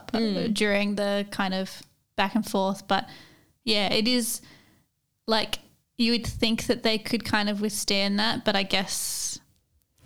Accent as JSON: {"language": "English", "country": "Australia", "said": "we're Australian"}